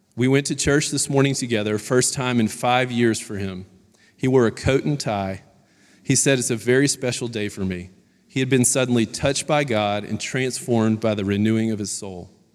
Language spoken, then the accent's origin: English; Baton Rouge, Louisiana, United States; I grew up in Baton Rouge, Louisiana